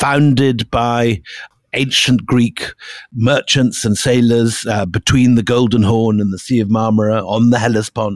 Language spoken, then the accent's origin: English; Scotland, United Kingdom; I grew up in Scotland